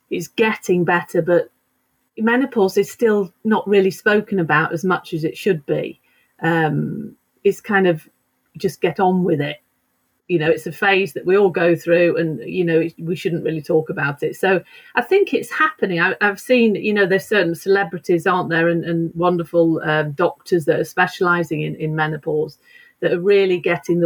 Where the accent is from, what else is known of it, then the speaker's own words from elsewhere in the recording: United Kingdom; moved away as an adult; also born or lived in London; now in Sweden; I am actually British.